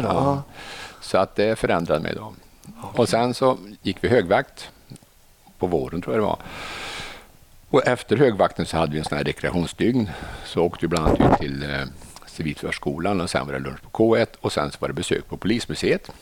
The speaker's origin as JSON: {"language": "Swedish", "area": "Arvika", "region": "Värmland", "country": "Sweden", "also_born_or_lived": "Stockholm", "moved": "yes", "said": "jag är från Narvika från början"}